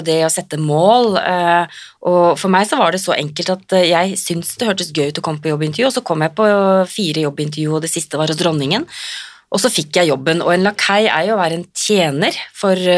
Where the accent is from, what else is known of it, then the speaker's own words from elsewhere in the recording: Drammen, Buskerud, Norway; jeg er fra Drammen og Konnerud